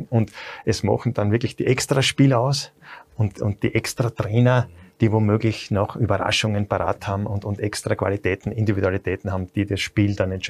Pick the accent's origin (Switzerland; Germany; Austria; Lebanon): Austria; das hat sich auch bei uns in Österreich schon viel entwickelt, auch bei Salzburg.